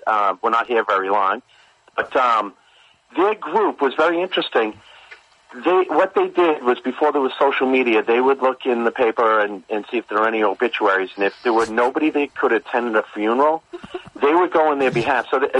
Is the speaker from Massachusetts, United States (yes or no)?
yes; Boston, Massachusetts, United States; Hi, this is …. I'm actually from Boston.